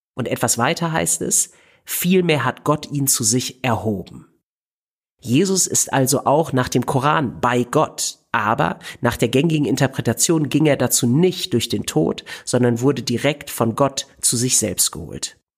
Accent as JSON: {"language": "German", "country": "Germany", "said": "als Deutscher in der Türkei"}